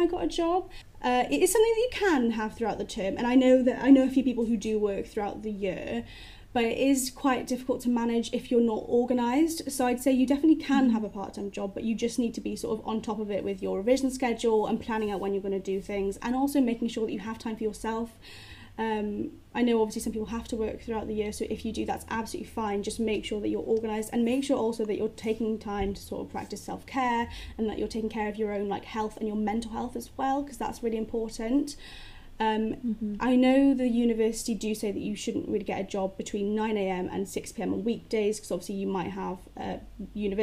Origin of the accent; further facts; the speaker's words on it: Cardiff, Wales, United Kingdom; moved away as an adult; now in Plymouth, United Kingdom; I'm originally from Wales, so I'm from Cardiff